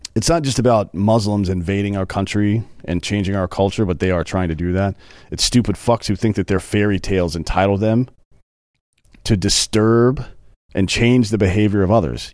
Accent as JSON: {"language": "English", "region": "the South", "country": "United States", "tie": "born or raised there", "lives_now": "Texas, United States", "said": "I grew up in the South"}